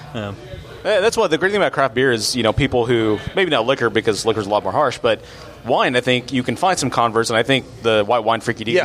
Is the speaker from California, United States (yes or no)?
no; Abilene, Texas, United States; we grew up in Abilene, and when I come see my dad in Dallas